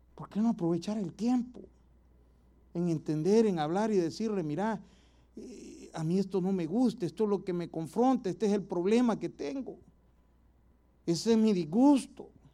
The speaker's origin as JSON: {"language": "Spanish", "country": "El Salvador", "moved": "yes", "said": "Un lujito allá en mi país es ir a comer pupusas todas las noches"}